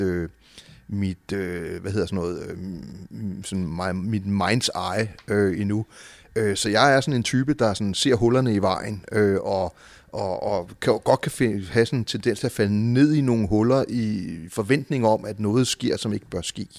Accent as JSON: {"language": "Danish", "town": "Copenhagen", "region": "Capital Region of Denmark", "country": "Denmark", "tie": "born or raised there", "also_born_or_lived": "Nørrebro, Copenhagen", "said": "jeg er født på Nørrebro og opvokset på Amager"}